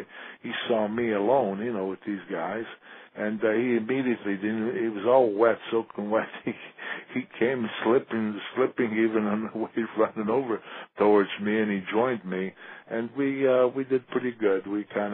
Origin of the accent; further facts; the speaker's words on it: Italy; moved away; I want to go back to my hometown